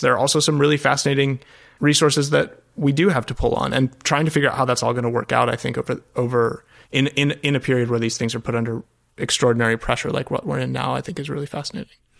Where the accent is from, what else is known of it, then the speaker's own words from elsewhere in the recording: Colorado, United States; moved away as an adult; also born or lived in Europe; I grew up out west in Colorado